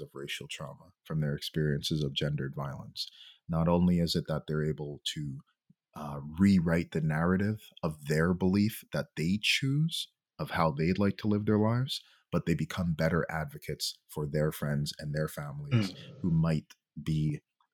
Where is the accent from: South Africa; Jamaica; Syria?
Jamaica; now in Montreal, Canada; I'm from Jamaica